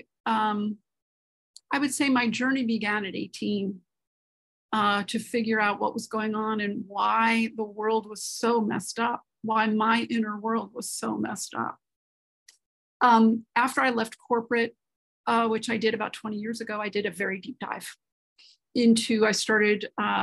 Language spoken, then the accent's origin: English; New York City, New York, United States; I grew up in Manhattan, New York City